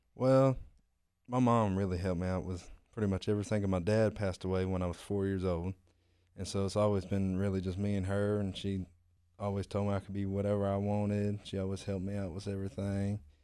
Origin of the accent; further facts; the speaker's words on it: Pensacola, Florida, United States; I'm from Pensacola, Florida